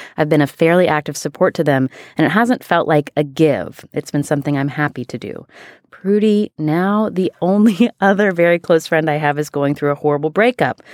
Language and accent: English; West Virginia, United States; I am from West Virginia